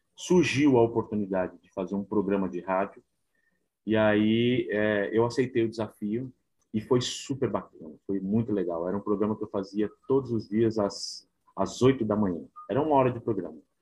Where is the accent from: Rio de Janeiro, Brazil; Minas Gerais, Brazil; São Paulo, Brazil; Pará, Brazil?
São Paulo, Brazil; Eu nasci na Assembleia de Deus, né? Uma igreja bem humilde na na região aqui de São Paulo, na zona sul de São Paulo, na cidade de Ademar